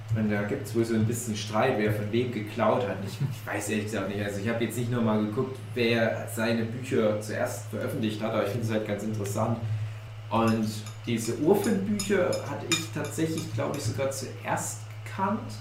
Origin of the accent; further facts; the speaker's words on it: East Germany, Germany; ich ein Kind des Ostens bin